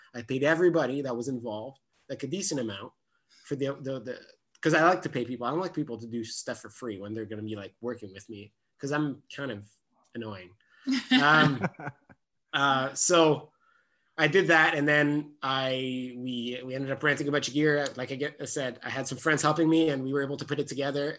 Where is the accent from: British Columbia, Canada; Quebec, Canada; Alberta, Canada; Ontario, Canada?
Quebec, Canada; Gatineau; first language French; English is a second language; I'm born and raised in Gatineau on the other Quebec side of the Ottawa Gatineau region.